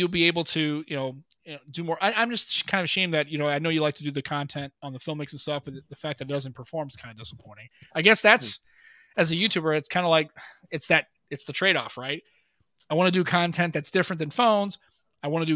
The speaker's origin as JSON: {"language": "English", "country": "United States", "said": "I'm an American."}